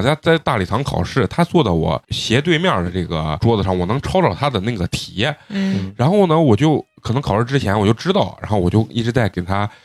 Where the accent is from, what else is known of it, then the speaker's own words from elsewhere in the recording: Xi'an, Shaanxi, China; 咱陕西人